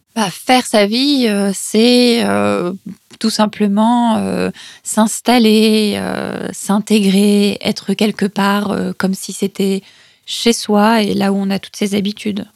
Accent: Paris, Île-de-France, France; moved away as an adult; also born or lived in Peru; mon pays d'origine euh, et encore moins dans ma ville, euh, Paris

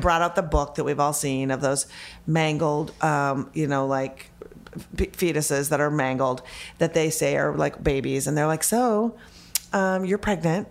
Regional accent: Minneapolis, Minnesota, United States; I was born and raised in Minneapolis, Minnesota

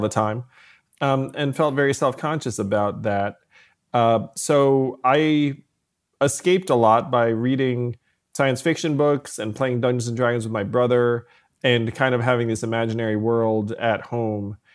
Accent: New York City area, United States; also born or lived in Schenectady, New York; I was born in Schenectady, but I did move closer to New York City when I was, uh, four years old or so

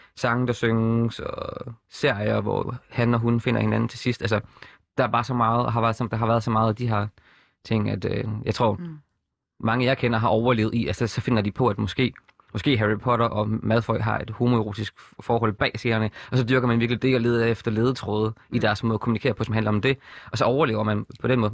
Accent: Horsens, Central Denmark Region, Denmark; moved away as an adult; født og opvokset i Horsens, boede der til jeg var 21

